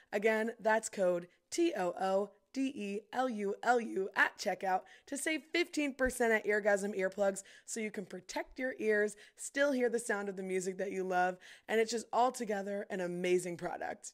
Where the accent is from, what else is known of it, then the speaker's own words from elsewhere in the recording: Louisville, Kentucky, United States; we're from Louisville. They call it Kentuckiana.